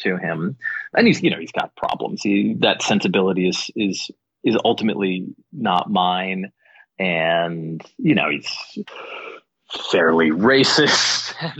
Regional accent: White Plains, New York, United States; White Plains, New York is where I grew up

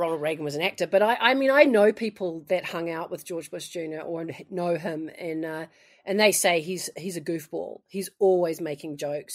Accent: New Zealand; moved away as an adult; also born or lived in United States; I'm actually a Kiwi

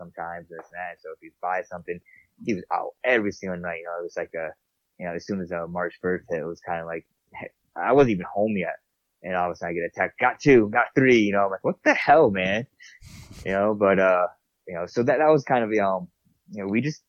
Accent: New York, United States; moved away as an adult; now in Montana, United States; I'm from New York

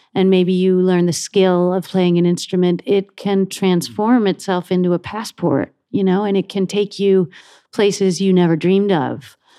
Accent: Buffalo, New York, United States; I grew up in Buffalo

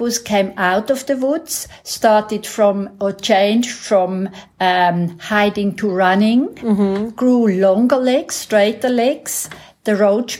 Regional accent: Switzerland; moved away as an adult; now in South Africa; I'm originally from Switzerland

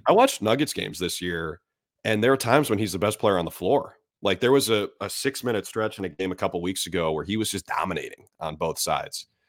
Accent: Minnesota, United States; moved away; also born or lived in Syracuse; I grew up in Minnesota

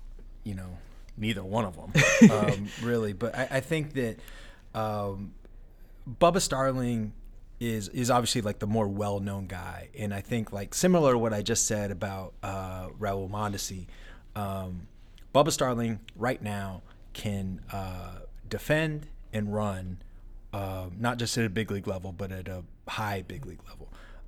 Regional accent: Kansas City, Missouri, United States; I was from Kansas City

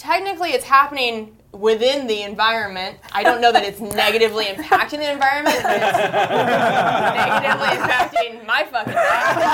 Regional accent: Washington, United States; now in Los Angeles, United States; I'm from Washington State. I'm from a place where, like, that shit doesn't happen much.

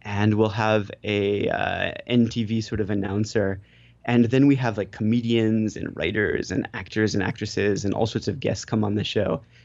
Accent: United States; accent: American; now in Japan; I'm American, and when I speak Japanese, I have a horrible, horribly American accent

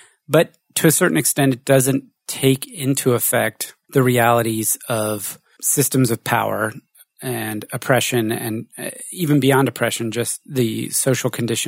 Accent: United States; You're French, I'm American, born in the war, you're female, you're male, whatever.

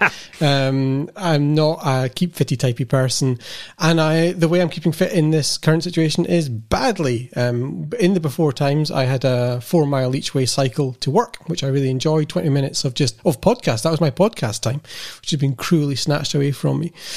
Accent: United Kingdom; being British

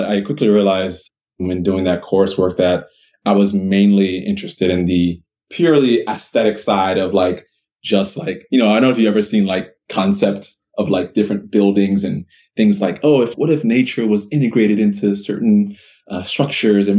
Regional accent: Miami, Florida, United States; I grew up in Miami, Florida. That's where I was born

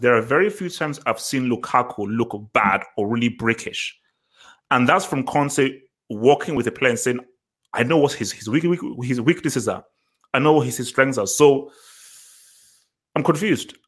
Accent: Nigeria; I'm a Nigerian. We are brought up to respect our, el- our, our elders

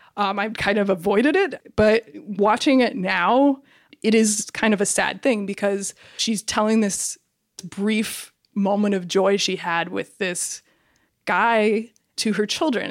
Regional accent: Cedar Rapids, Iowa, United States; moved away; I'm originally from Cedar Rapids, Iowa

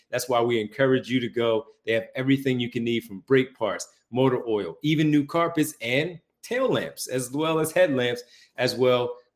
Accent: Philadelphia, Pennsylvania, United States; Growing up in Philadelphia, you do not like the Celtics. I grew up in Philly.

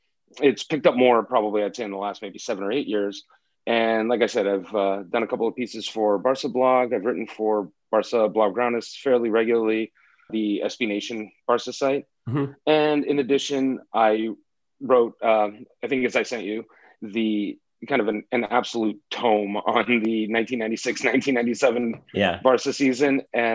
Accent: Los Angeles, California, United States; moved away; also born or lived in New York; I am originally from Los Angeles. I spent the last 15 years in New York.

